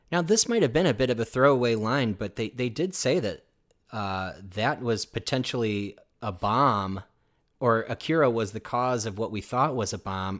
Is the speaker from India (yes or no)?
no; United States; me as an American